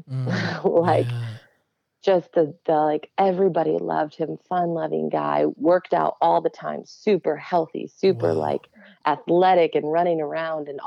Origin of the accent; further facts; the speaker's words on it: Yorkville, Illinois, United States; also born or lived in New York; So super like OG Yorkville suburb oh, of Chicago. I know where that like, is. Yeah, yeah born and raised. yeah, so I um, was yeah, grew up there and then um, went to grad school in New York.